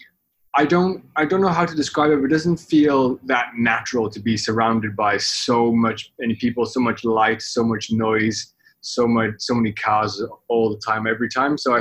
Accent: the Valleys of Wales, United Kingdom; moved away as an adult; now in Hong Kong; when I grew up in Wales, I'm Welsh

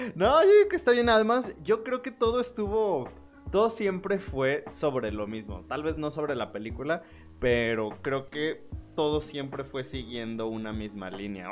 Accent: Mexico; estamos enojados como pueblo mexicano

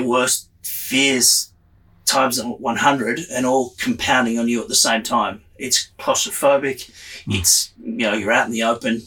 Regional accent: Sydney, New South Wales, Australia; I grew up in Sydney, Australia, in a beachside suburb

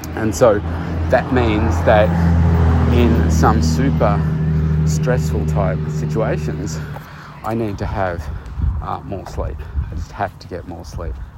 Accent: Bendigo, Victoria, Australia; moved away as an adult; my hometown of, of Bendigo, which is a couple of hours from where I live now

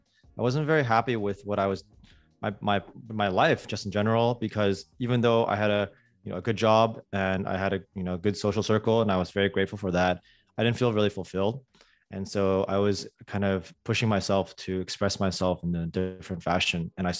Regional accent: California, United States; moved away as an adult; also born or lived in London / East Coast / Tokyo; I grew up in California, but I've spent some time in London, in the East Coast. Most recently, before California, I was in Tokyo.

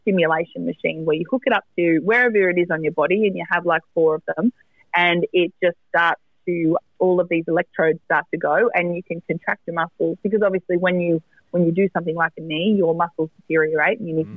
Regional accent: Maitland, New South Wales, Australia; in Maitland at my in my hometown. It's about 2 hours north of Sydney

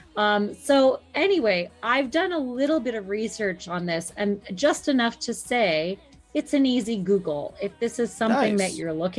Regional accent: East Coast of the United States, United States; I grew up somewhat on the East Coast of the United States

